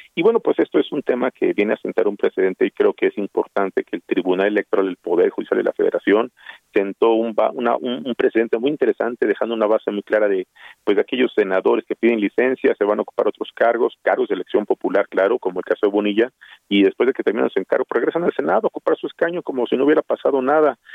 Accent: Mexico

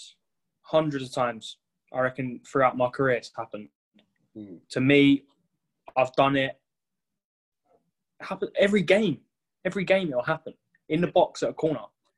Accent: London, United Kingdom; I'm from South, yeah.

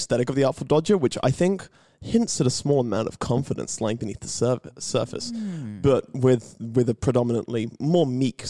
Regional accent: England, United Kingdom; I am an English choir person.

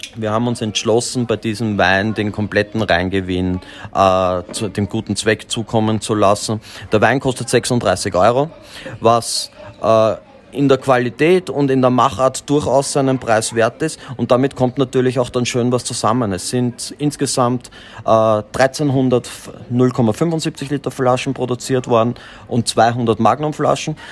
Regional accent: Austria; bei uns in Österreich

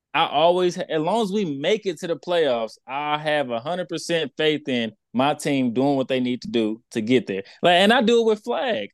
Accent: Texas, United States; I'm from Texas

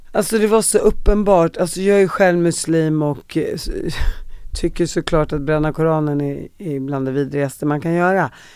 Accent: Sweden; vi som svenskar

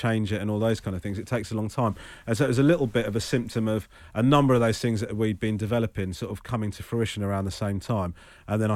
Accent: Crawley, South East England, United Kingdom; I was born in Crawley, but gone to Sri Lanka

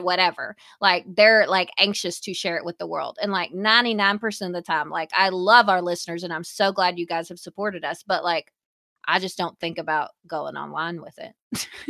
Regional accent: the South, United States; we are from the South

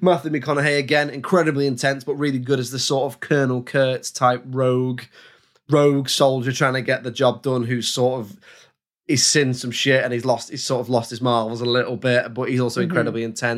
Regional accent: London, United Kingdom; Because I'm 8 and I'm from London.

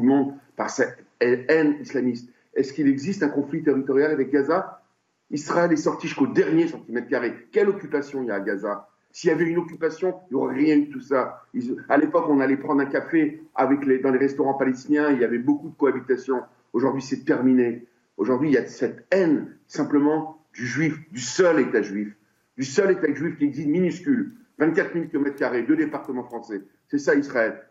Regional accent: France; chez nous en France

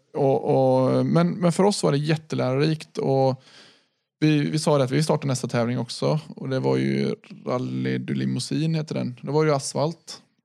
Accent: Sweden; vi är svenskar

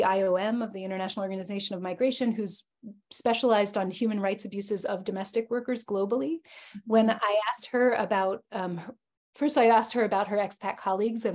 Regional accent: United States; I am American

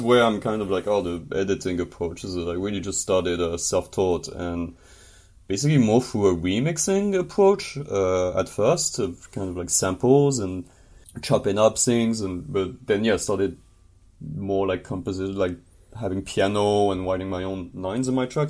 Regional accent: northern France, France; moved away as an adult; now in Montreal, Canada; I'm from France originally, from the north of France.

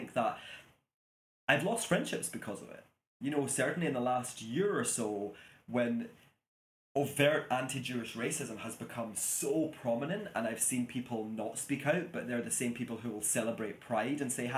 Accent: Glasgow, Scotland, United Kingdom; And I'm like, oh, I'm from Glasgow.

